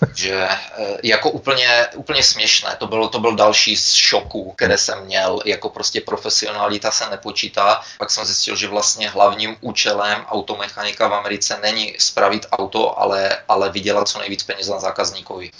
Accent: Czechia; moved away as an adult; also born or lived in United States; now in Canada; za těch 20 let, co jsem pryč, nebo přes 20 let, co jsem pryč z Čech

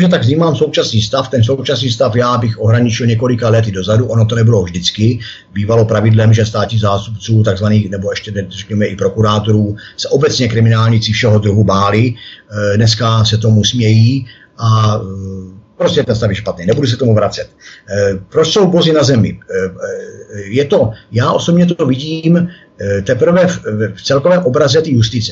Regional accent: Mělník, Central Bohemian Region, Czechia; jsem mraveneček z Mělníka

